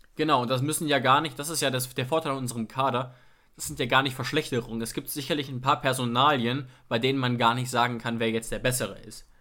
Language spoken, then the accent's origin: German; Germany; ich bin zufällig in Deutschland geboren